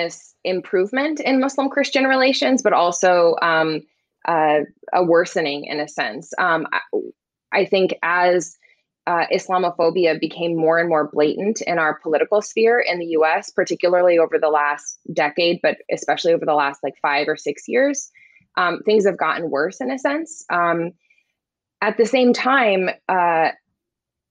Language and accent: English; Indianapolis, Indiana, United States; moved away as an adult; now in Washington, DC, United States; I'm a Midwesterner at heart. I grew up in Indianapolis, Indiana